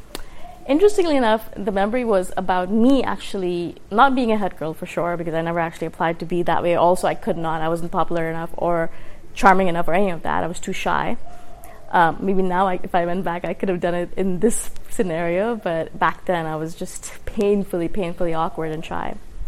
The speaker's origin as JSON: {"language": "English", "country": "India", "tie": "born there", "also_born_or_lived": "Middle East / Dubai", "said": "And even though I was born in India, we moved in the Middle East a lot, maybe 5 or 6 different countries. And the last high school that I attended was in Dubai."}